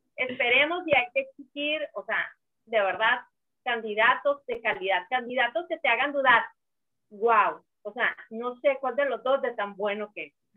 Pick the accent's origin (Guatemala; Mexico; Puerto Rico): Mexico; northern Mexico; soy norteña